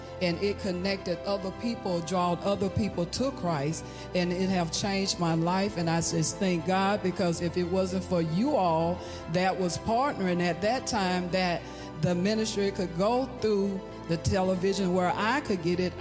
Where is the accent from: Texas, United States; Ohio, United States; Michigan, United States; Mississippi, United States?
Mississippi, United States; Hattiesburg; I'm from Hattiesburg, Mississippi.